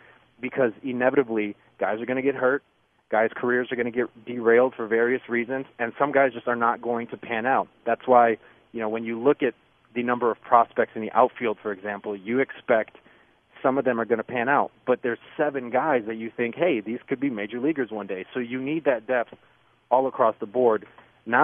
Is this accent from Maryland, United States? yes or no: no; Chicago, Illinois, United States; it was just, hey, we're just White Sox fans. We're from the South Side. We like to watch baseball.